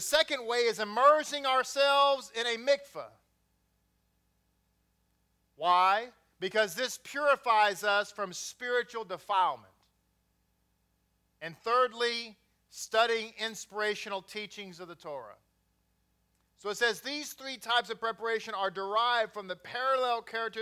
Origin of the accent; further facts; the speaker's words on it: Grapevine, Texas, United States; also born or lived in Bedford, Texas; Grew up in Grapevine